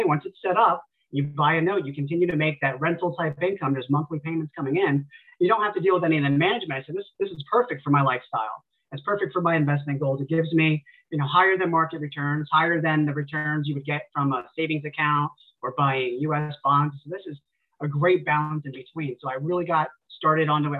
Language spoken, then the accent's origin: English; near Fort Dix, New Jersey, United States; my hometown is a very small hometown, kind of tucked away in the woods near Fort Dix. It's an Army base in New Jersey